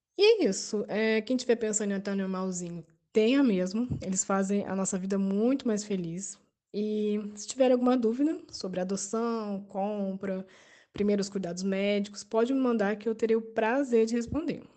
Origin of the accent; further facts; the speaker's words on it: São José dos Campos, São Paulo, Brazil; moved away as an adult; now in Campos dos Goytacazes, Brazil; sou de São José dos Campos, mas moro em Campos dos Goitacazes, no Rio.